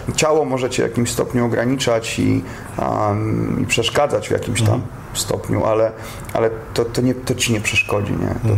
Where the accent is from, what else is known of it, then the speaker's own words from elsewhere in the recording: Poland; moved away; jestem z Polski